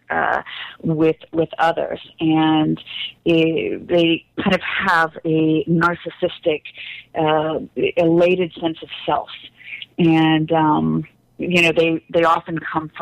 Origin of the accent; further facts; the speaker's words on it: Los Angeles, California, United States; also born or lived in Chicago; I was raised in Los Angeles my whole life